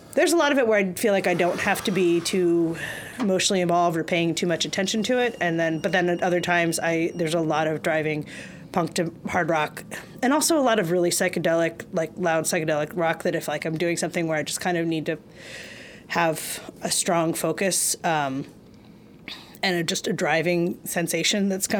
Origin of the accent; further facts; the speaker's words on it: Reading, Pennsylvania, United States; moved away as an adult; now in New York, United States; I grew up in Reading, Pennsylvania, and I've been in New York now for 23 and a half years.